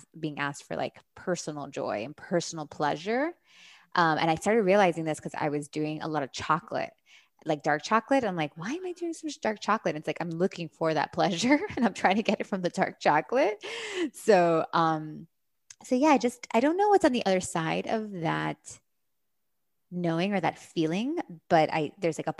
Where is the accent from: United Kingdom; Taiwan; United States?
United States; Miami, Florida; moved away as an adult; also born or lived in California; I grew up here in Miami